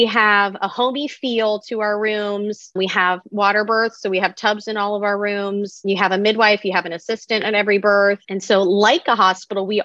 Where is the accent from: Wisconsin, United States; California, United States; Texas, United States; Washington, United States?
California, United States; San Diego; also born or lived in Atlanta, Georgia; I was born and raised in San Diego